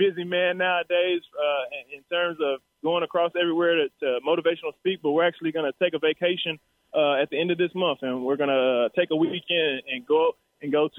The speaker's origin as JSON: {"language": "English", "region": "Texas", "country": "United States", "said": "I was here from Texas"}